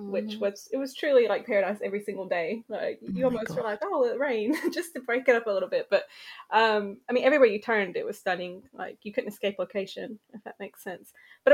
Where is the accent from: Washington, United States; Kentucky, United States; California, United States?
Kentucky, United States; because I was from Kentucky at this point. Mm-hmm. You know what I mean? I was just craving diversity. I was just so sick of where I was from.